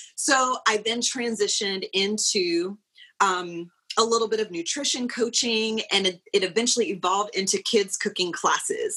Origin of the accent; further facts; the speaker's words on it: South Carolina, United States; moved away as an adult; also born or lived in Pooler, Georgia; we're both originally from South Carolina